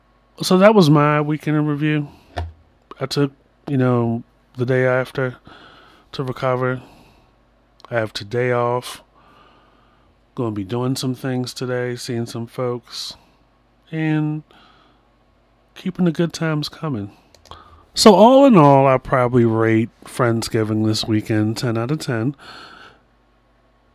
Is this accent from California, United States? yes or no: no; Baltimore, Maryland, United States; I'm from Baltimore